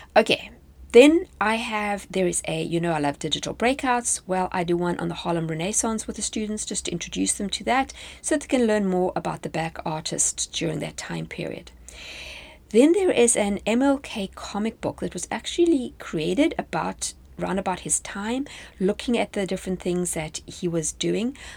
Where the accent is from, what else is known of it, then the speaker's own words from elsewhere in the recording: South Africa; moved away as an adult; now in United States; When I was in South Africa, this would obviously have applied to me as a South African